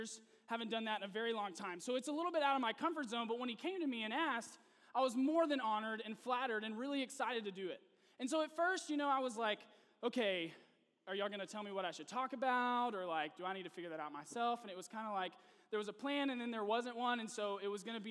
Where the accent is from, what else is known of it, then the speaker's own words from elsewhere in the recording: Nashville, Tennessee, United States; moved away as an adult; also born or lived in Texas; I am actually originally from Nashville, Tennessee, so my entire family is there, all of my friends from college, everyone I'd ever grown up with is in Tennessee